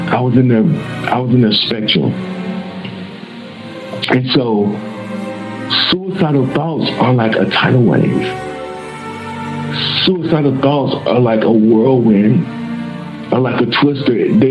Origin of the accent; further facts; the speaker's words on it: Little Rock, Arkansas, United States; moved away as an adult; I went to my hometown in Little Rock, Arkansas.